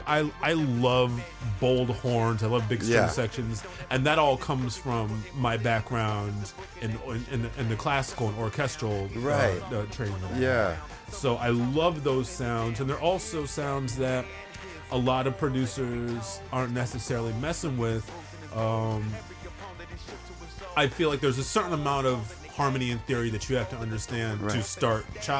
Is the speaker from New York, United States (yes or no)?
yes; Brooklyn, New York, United States; I came from Brooklyn. This is a whole different thing for me.